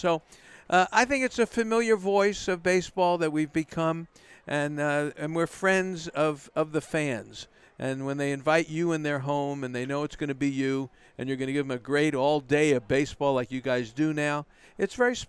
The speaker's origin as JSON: {"language": "English", "town": "New York City", "region": "New York", "country": "United States", "tie": "born or raised there", "moved": "yes", "said": "I'm a kid from Brooklyn."}